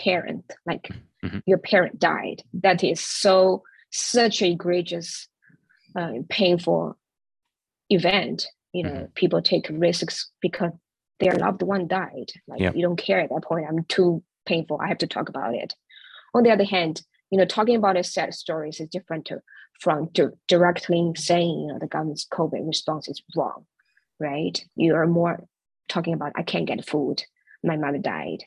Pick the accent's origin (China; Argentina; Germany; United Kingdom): China; moved away as an adult; now in United States; I grew up in China and I went through the education system